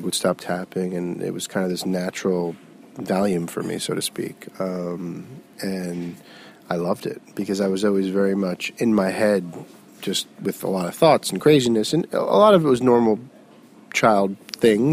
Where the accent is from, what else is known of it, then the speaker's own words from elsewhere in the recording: South Florida, United States; now in New York, United States; I grew up in South Florida.